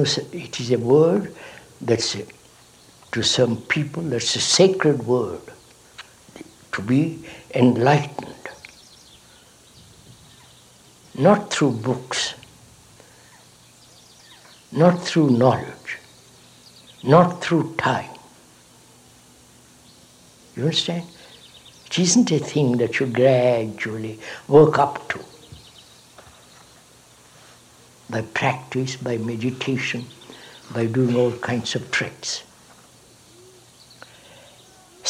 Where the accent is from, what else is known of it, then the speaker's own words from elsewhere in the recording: India; I was born in India